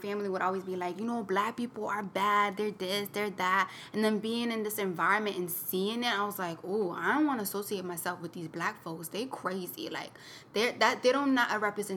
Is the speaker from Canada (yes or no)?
no; Cape Verde; now in United States; growing up in Cape Verde